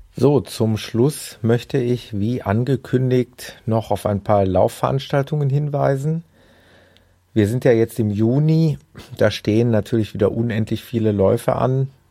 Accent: Gelsenkirchen, North Rhine-Westphalia, Germany; in meiner Heimatstadt

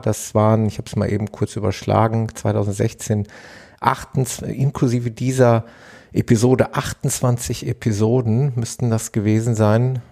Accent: Ruhr area, North Rhine-Westphalia, Germany; hier bei uns im Ruhrgebiet

